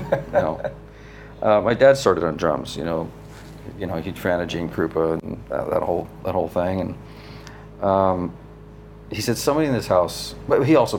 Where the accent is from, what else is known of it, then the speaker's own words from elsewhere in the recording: New Jersey, United States; Yeah, we grew up in New Jersey, a suburb of New York.